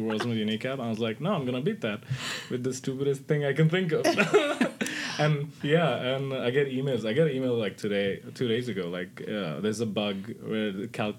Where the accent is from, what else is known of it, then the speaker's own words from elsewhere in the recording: Hyderabad, Telangana, India; moved away as an adult; now in Sweden; I come from Hyderabad. It's like the fifth biggest city. Yeah, in the south, somewhere there